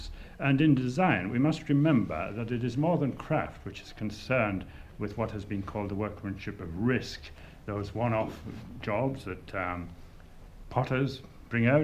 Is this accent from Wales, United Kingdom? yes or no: yes; North Wales, United Kingdom; moved away as an adult; now in Dublin, Ireland; I come from North Wales